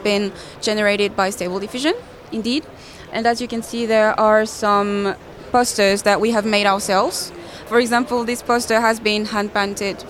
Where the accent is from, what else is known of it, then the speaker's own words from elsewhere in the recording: Laval, Pays de la Loire, France; So I grew up in Laval